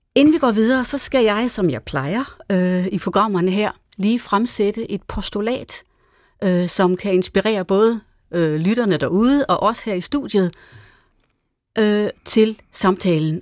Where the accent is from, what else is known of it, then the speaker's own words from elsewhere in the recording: Denmark; hjemme på græsplænen i Hastenen, hvor jeg voksede op.